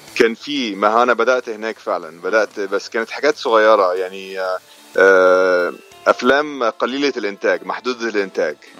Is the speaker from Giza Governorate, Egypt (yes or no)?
yes; Agouza, Giza Governorate, Egypt; moved away as an adult; also born or lived in Saudi Arabia; now in United States; انا اتربيت آه، في مدينه اسمها العجوزه في محافظه الجيزه